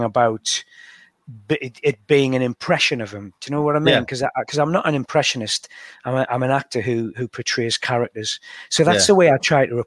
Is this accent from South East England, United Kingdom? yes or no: no; Washington, North East England, United Kingdom; accent: County Durham twang; So it's a sort of County Durham twang I have anyway.